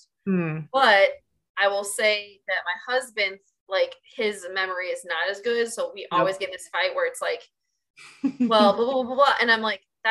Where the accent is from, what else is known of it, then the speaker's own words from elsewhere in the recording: Iowa, United States; I'm from Iowa, so it'd be real cold in the winter